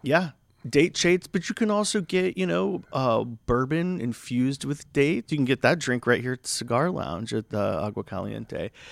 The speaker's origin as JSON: {"language": "English", "region": "Florida", "country": "United States", "tie": "born or raised there", "moved": "yes", "lives_now": "Palm Springs, United States", "said": "I'm originally from Florida."}